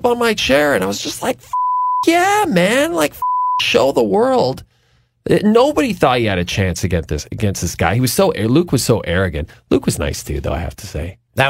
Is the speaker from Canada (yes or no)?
yes; Canada; being Canadian, we have to go with GSP